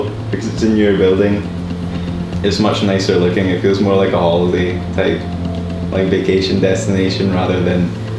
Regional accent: Forfar, Scotland, United Kingdom; moved away as an adult; now in Edinburgh, United Kingdom; I'm from Forfar, Angus.

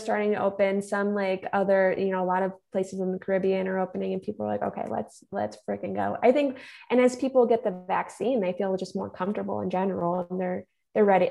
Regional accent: Illinois, United States; I am from Illinois

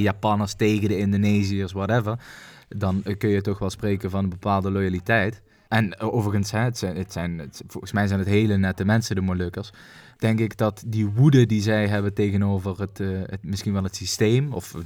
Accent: Netherlands; wij moeten dat als Nederlander

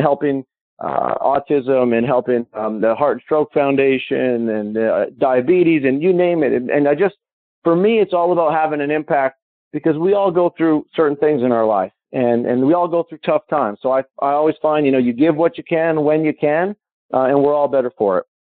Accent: Calgary, Alberta, Canada; my hometown, Calgary

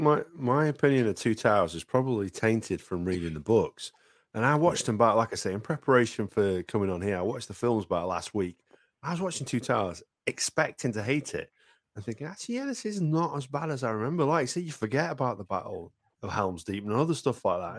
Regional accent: Welsh, Wales, United Kingdom; I love the Welsh. I'm Welsh

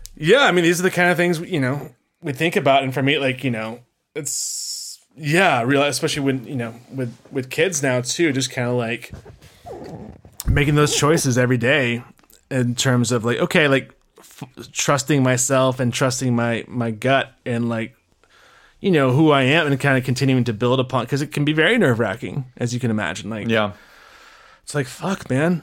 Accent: Memphis, Tennessee, United States; moved away; good old Memphis, uh, my hometown.

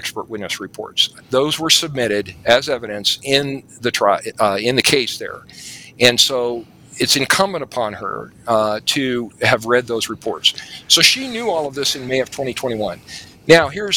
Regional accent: New Mexico, United States; I'm from New Mexico

